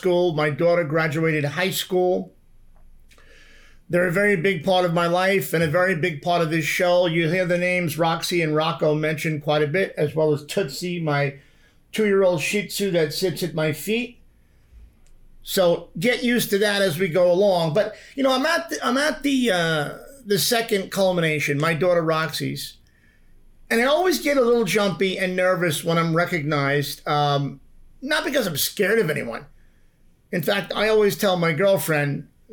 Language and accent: English; New York, United States; moved away as an adult; also born or lived in Manhattan; now in Los Angeles, United States; I grew up in New York.